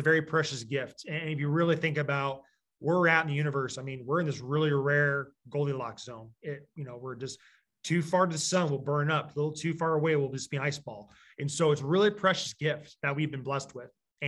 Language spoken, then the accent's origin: English; Michigan, United States; also born or lived in Iowa; I'm originally from Michigan, but we moved to Southeast Iowa, 2004.